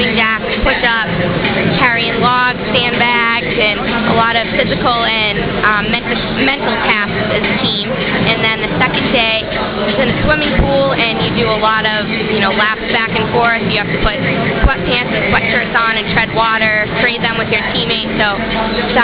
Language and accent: English; Salem, Massachusetts, United States; that's where I'm from